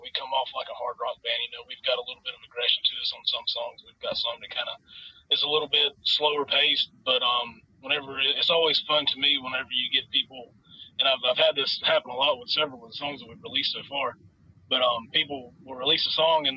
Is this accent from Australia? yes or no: no; Jacksonville, North Carolina, United States; We are from Jacksonville, North Carolina